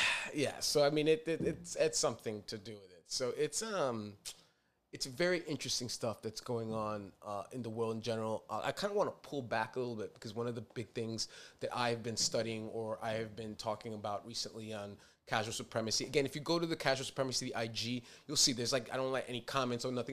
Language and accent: English; New York City, New York, United States; I'm a New Yorker